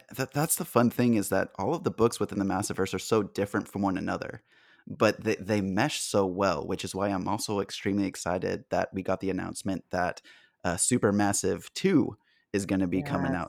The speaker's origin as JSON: {"language": "English", "town": "San Diego", "region": "California", "country": "United States", "tie": "born or raised there", "said": "growing up in San Diego"}